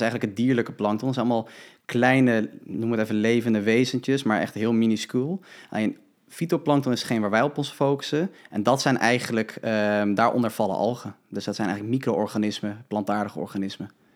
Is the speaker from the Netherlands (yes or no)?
yes; Huizen, North Holland, Netherlands; natuurvoedingswinkel in Huizen, waar ik vandaan kom